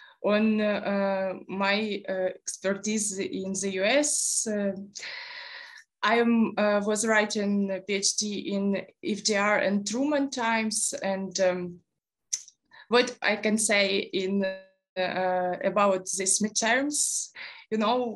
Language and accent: English; Rubizhne, Luhansk Oblast, Ukraine; moved away as an adult; also born or lived in Kyiv; I'm originally from east of Ukraine. I was born in Rubizhne, Luhansk Oblast.